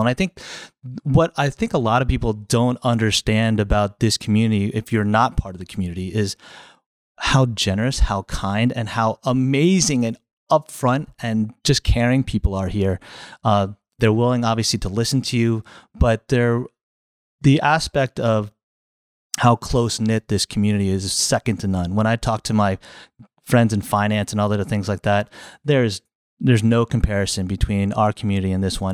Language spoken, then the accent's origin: English; New Jersey, United States; moved away as an adult; now in Florida, United States; I grew up in New Jersey, uh, a little far away from here